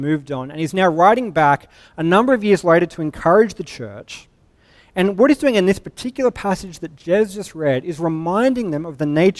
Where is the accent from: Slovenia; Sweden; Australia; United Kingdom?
Australia; Sydney, New South Wales; I'm from Sydney. We've got actual waves